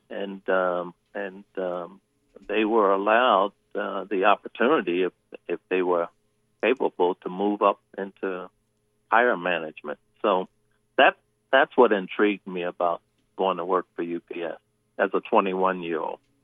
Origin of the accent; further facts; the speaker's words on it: Baltimore, Maryland, United States; I love Baltimore. It's my hometown